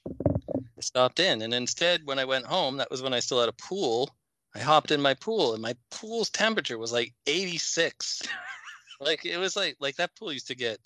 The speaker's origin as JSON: {"language": "English", "town": "Minneapolis", "region": "Minnesota", "country": "United States", "moved": "yes", "lives_now": "North Dakota, United States", "said": "I'm originally from Minneapolis"}